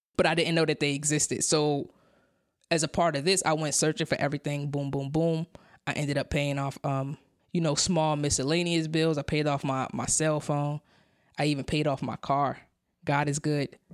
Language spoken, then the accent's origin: English; New York City, New York, United States; I came from Brownville, Brooklyn. That's, that's, that's where I was born. That's where I was raised